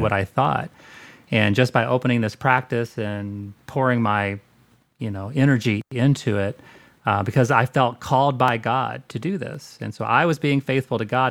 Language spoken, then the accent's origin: English; Southern Indiana, United States; born and raised in Southern Indiana.